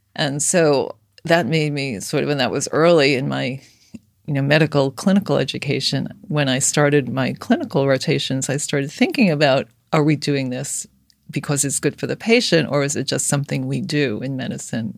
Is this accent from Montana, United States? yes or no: no; New York City, New York, United States; I grew up in Brooklyn